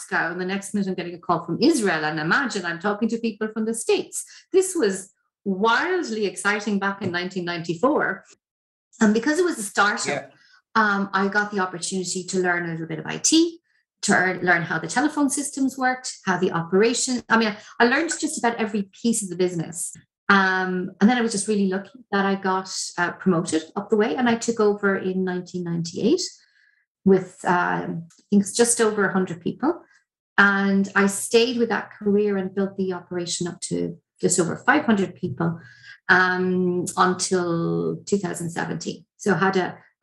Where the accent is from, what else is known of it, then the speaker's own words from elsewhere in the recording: Ireland; As Irish people